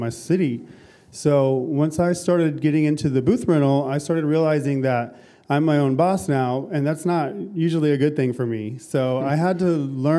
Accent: Orlando, Florida, United States; moved away as an adult; now in Los Angeles, United States; I'm from Orlando, Florida. I just recently moved to LA about 2 months ago

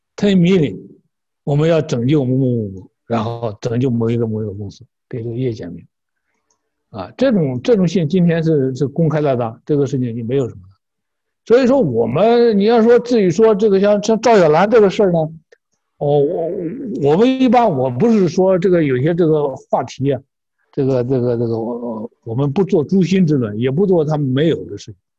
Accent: China; 我们中国人

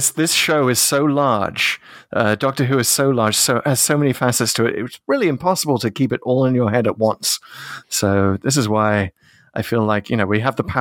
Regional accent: North East England, United Kingdom; accent: Geordie; moved away; my uh, home part of England. You where I grew up in the Northeast, and, and you're right there. So you're, you're taking me right back, and my accent will probably slip back into Geordie

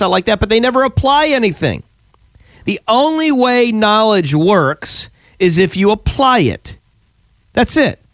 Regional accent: Pennsylvania, United States; now in Florida, United States; we're in Florida full time now. We're from Pennsylvania originally, kind of Florida full time now

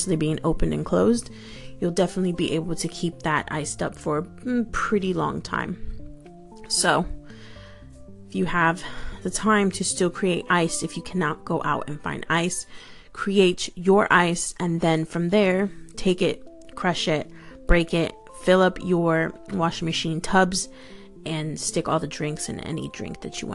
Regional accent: New York, United States; also born or lived in Florida; now in London, United Kingdom; I'm originally from New York, and I lived in Florida for many years, and then I ended up here in the UK. I'm in the outskirts of London

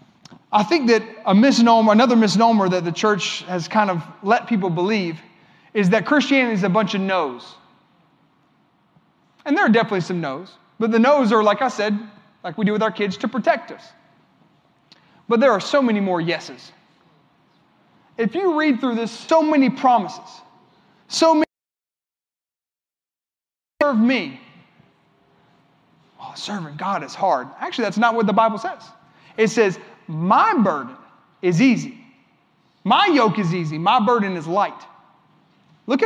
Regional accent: Columbia, South Carolina, United States; I'm from Columbia. This is where I live

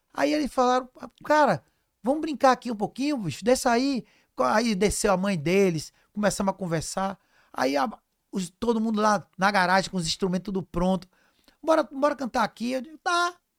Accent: Cruz das Almas, Bahia, Brazil; also born or lived in Castro Alves / Salvador; eu nasci em Cruz das Almas, interior da Bahia

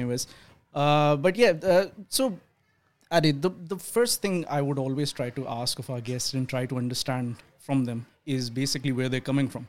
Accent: Pakistan; now in Australia; I'm from Pakistan.

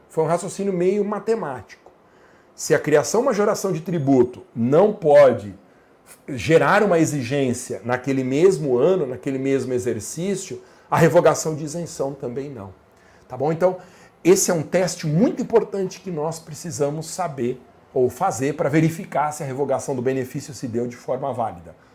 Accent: Guarulhos, São Paulo, Brazil; em Guarulhos, minha cidade natal

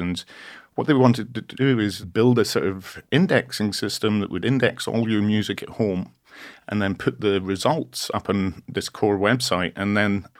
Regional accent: Scotland, United Kingdom; accent: Scottish; moved away as an adult; now in California, United States; I'm out originally from Scotland, so I was studying in Scotland then

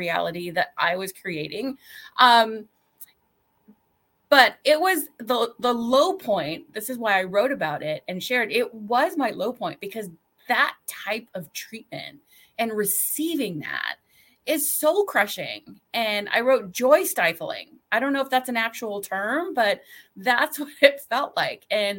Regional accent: California, United States; moved away as an adult; also born or lived in Midwest; I grew up in California and that's where the majority of my family was and still is.

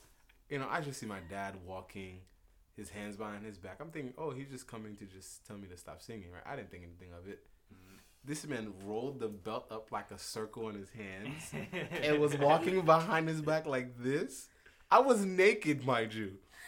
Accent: Haiti; moved away; I grew up in Haiti

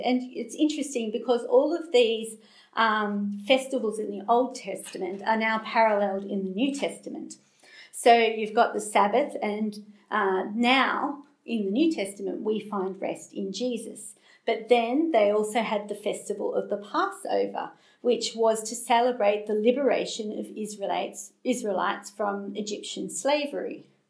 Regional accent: Australia; accent: Australian; I'm Australian, if you haven't picked that up from my accent

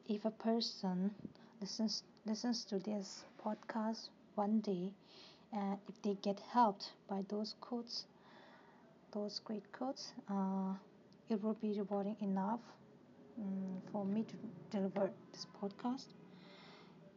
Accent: Tibet, China; now in India; I'm basically from Tibet and for the last 20 years I live in India as a refuge

